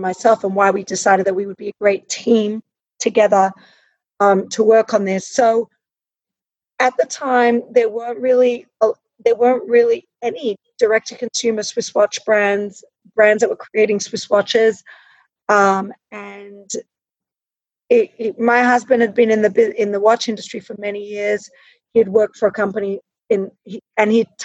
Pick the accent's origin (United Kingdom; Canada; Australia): Australia; I grew up in Australia